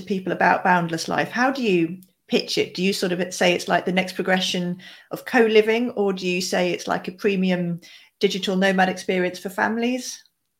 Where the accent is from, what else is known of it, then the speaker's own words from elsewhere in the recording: United Kingdom; when I was growing up in the traditional school environment here in the UK.